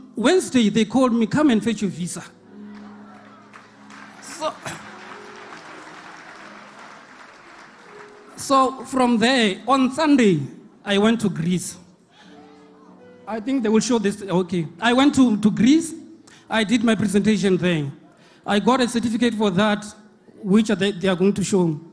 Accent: Limpopo, South Africa; from Limpopo

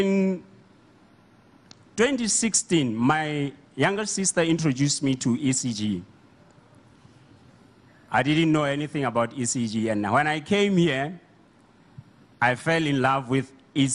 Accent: Botswana; I'm from Botswana

